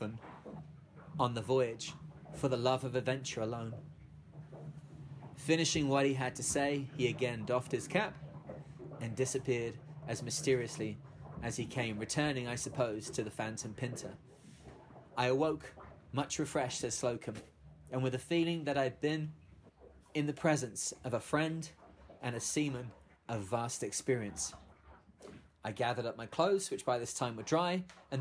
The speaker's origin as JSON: {"language": "English", "country": "United Kingdom", "said": "as a Brit"}